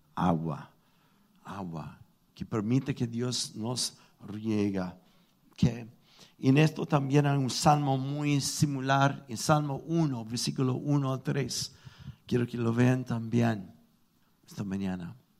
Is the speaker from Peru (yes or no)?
no; United States; Spanish is a second language; moved away; soy gringo